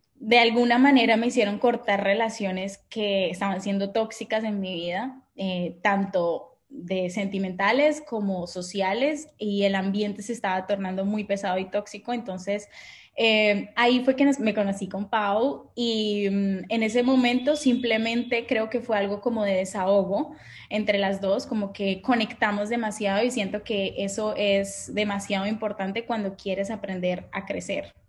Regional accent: Colombia; also born or lived in France / Boston, United States; now in Barcelona, Spain; soy colombiana

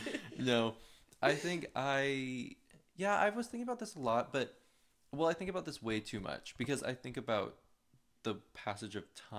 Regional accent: Austin, Texas, United States; So I was born in Austin.

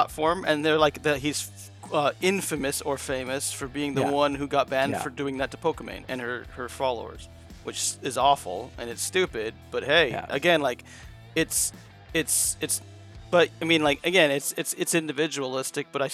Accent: United States; I'm from America

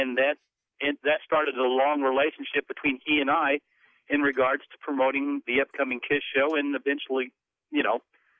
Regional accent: Terre Haute, Indiana, United States; born or raised there

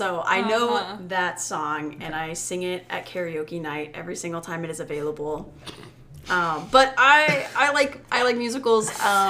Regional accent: Oklahoma, United States; I'm from Oklahoma.

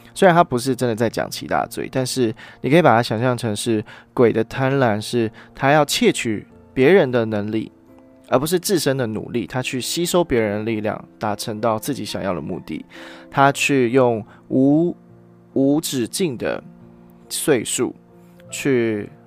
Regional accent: Taiwan; 我们今天是台湾人

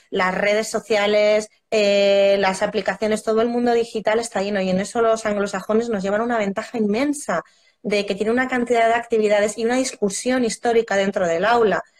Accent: Roa, Castile and León, Spain; mi pueblo, yo soy de Roa de Duero

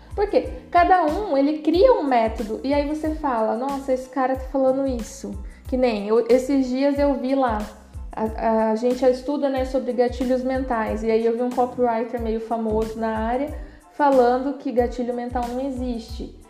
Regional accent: Paraná, Brazil; eu sou do Paraná

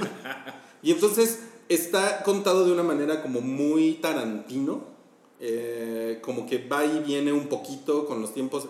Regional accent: Mexico; nosotros somos mexicanos

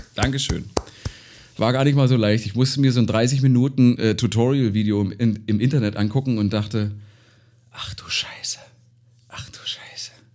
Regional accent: Gräfenhainichen, Saxony-Anhalt, Germany; bei uns in Gräfenhainichen

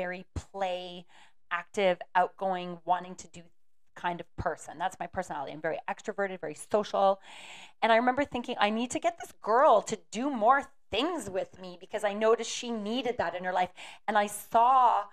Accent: Aurelia, Iowa, United States; moved away; I showed her my hometown

